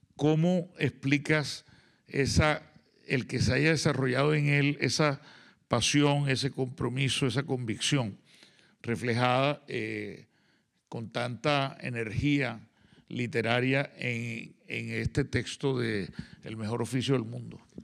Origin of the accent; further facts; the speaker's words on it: Colombia; dos personas que hemos venido de Colombia. Somos la delegación colombiana en este festival